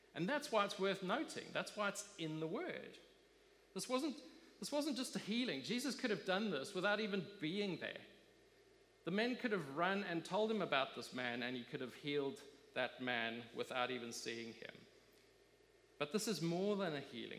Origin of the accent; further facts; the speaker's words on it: South Africa; I grew up in South Africa